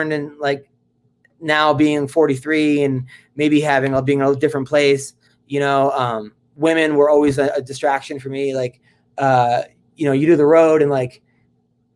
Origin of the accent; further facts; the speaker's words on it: New York, United States; now in Los Angeles, United States; I'm from New York